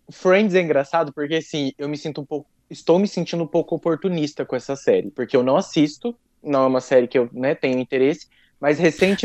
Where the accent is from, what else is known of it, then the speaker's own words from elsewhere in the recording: Brazil; accent: caipira; meu sotaque caipira